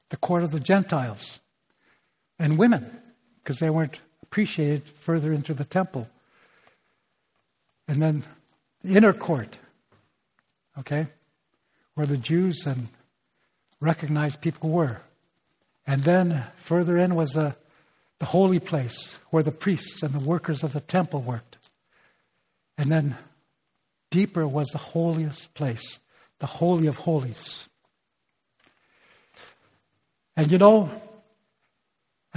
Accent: Northern Ontario, Canada; first language Ojibwe; English is a second language; my native language, okay? The Ojibwe of Northern Ontario

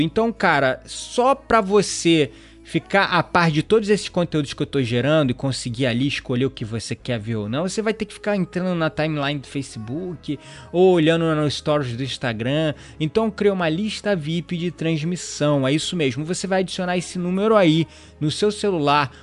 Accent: Rio de Janeiro, Brazil; eu sou do Rio

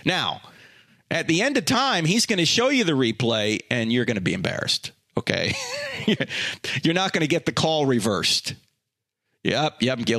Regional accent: New Jersey, United States; I'm from New Jersey

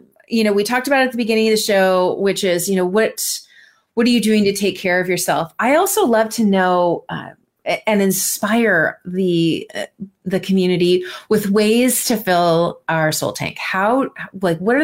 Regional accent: California, United States; also born or lived in Minnesota; now in Seattle, United States; I was born in Minnesota, raised in California, and I've lived here in the Seattle area for almost 20 years now.

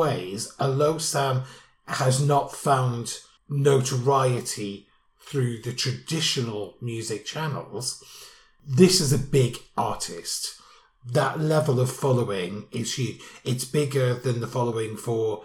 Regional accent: United Kingdom

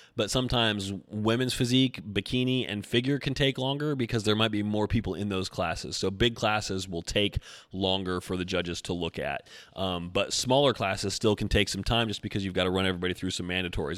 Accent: Knoxville, Tennessee, United States; my hometown, so Knoxville represent

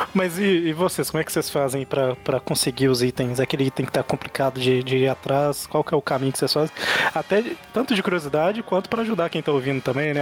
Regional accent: Minas Gerais, Brazil; eu sou mineiro

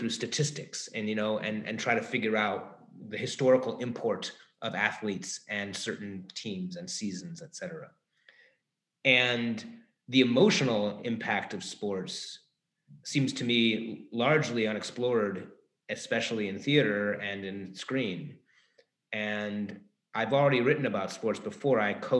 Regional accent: Cleveland, Ohio, United States; moved away; also born or lived in Brooklyn; I grew up in Cleveland.

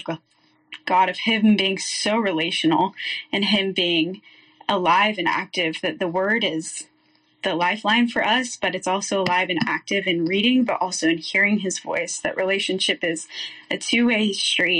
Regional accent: Waco, Texas, United States; also born or lived in Denver, Colorado / Kansas; I was born in Denver, Colorado, lived there for a couple years, moved to Kansas, where my dad worked at a church, and then we moved to Waco when I was young, kindergarten age. And so grew up there

